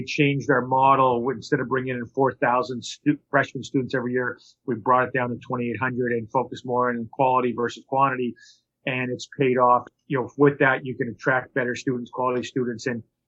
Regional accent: Montreal, Quebec, Canada; moved away; also born or lived in Toronto, Canada / Boston, United States; I grew up in Montreal and Toronto

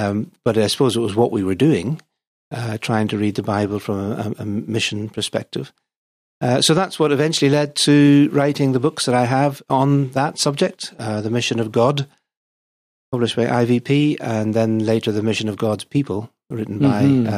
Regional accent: Belfast, Northern Ireland, United Kingdom; accent: Northern Irish; the accent, just in case people are wondering, is from Northern Ireland. That's born and brought up in Belfast, but my parents had been missionaries before I was born in Brazil.

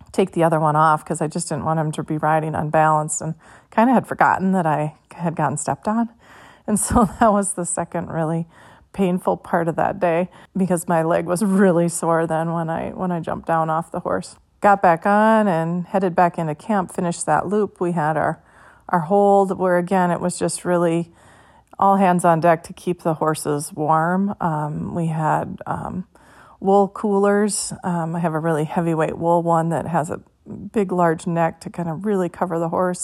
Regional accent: Minnesota, United States; I'm from Minnesota

